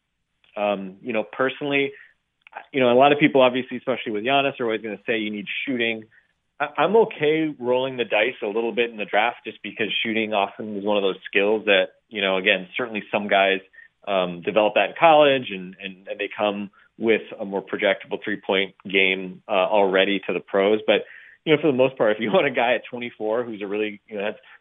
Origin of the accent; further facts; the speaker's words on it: Wisconsin, United States; I grew up in Wisconsin drinking milk with my meals